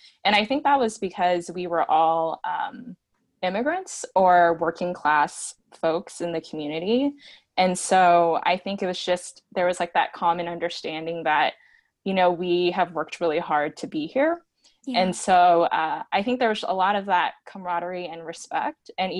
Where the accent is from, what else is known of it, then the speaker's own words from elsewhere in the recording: Seattle, Washington, United States; where we grew up in Seattle